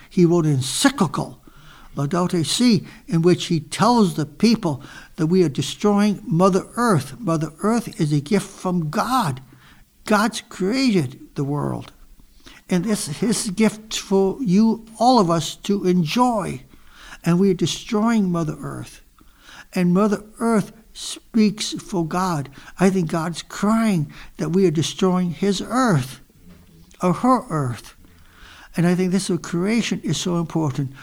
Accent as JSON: {"language": "English", "town": "Emmett", "region": "Michigan", "country": "United States", "tie": "born or raised there", "also_born_or_lived": "Vassar, Michigan", "moved": "as an adult", "lives_now": "Greenville, United States", "said": "I was born in forty-two in Emmett, Michigan, a small Irish town"}